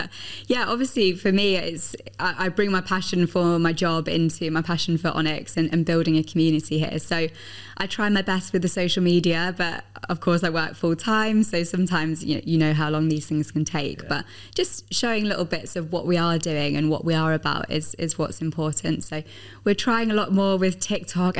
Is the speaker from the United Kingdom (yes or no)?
yes; Midlands, United Kingdom; now in United Arab Emirates; I'm from the Midlands, and my family are big Aston Villa fans